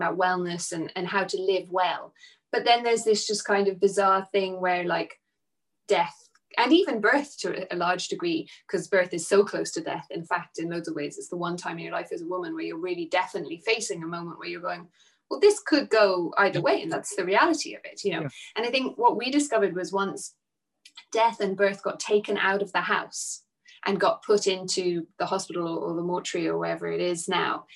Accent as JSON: {"language": "English", "country": "Nepal", "tie": "born or raised there", "moved": "yes", "said": "When I grew up in Nepal, it was a way of life."}